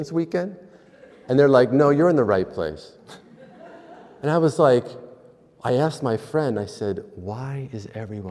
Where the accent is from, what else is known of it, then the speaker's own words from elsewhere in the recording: Pennsylvania, United States; I'm from Pennsylvania